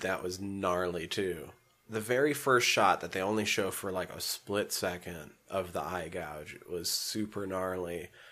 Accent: Superior, Montana, United States; Superior, my hometown

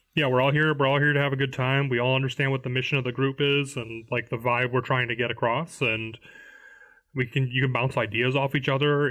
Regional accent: Illinois, United States; now in Florida, United States; I'm from Illinois

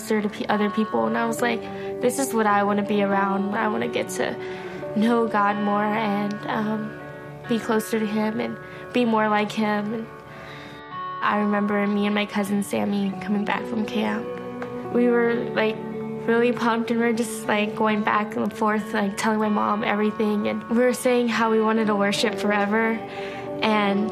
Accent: Austin, Texas, United States; also born or lived in Cuero, Texas; I'm 17 and I'm from South Austin

